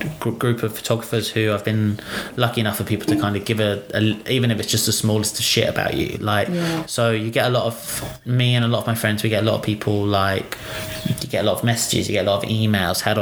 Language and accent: English; United Kingdom; now in Australia; I'm British